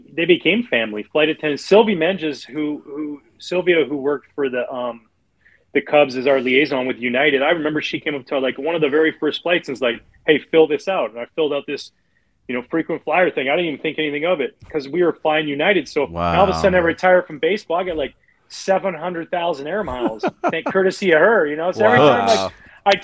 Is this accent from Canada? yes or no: yes; outside of Vancouver, British Columbia, Canada; I grew up on the West Coast. I grew up outside of Vancouver, British Columbia